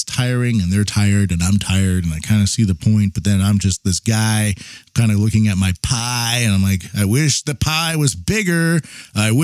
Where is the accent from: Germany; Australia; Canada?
Canada; now in Japan; a Canadian living in Japan